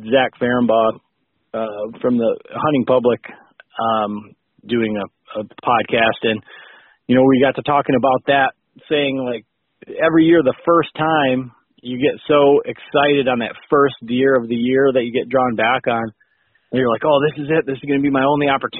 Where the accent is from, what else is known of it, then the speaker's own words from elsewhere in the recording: West Michigan, United States; I'm from West Michigan, born and raised